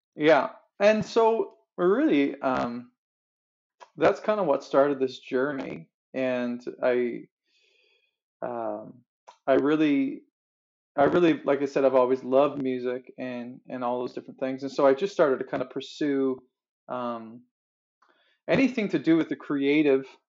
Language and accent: English; Newfoundland and Labrador, Canada; moved away as an adult; also born or lived in Fort McMurray; now in Calgary, Canada; I was born and raised in Newfoundland, uh, just magical land on the east coast of Canada, and uh, and grew up there